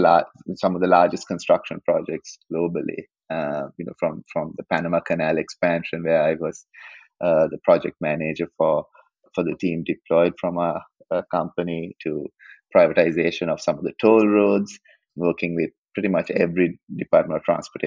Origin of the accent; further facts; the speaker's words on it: Colombo, Western Province, Sri Lanka; I was born in Sri Lanka, in Colombo, went to high school, lived through